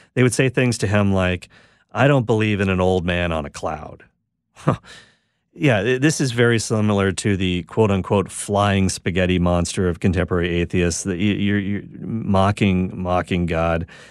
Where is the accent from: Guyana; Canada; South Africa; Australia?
Canada; Quebec; I'm a Canadian in Quebec, Canada, where predominantly I'm a, language is French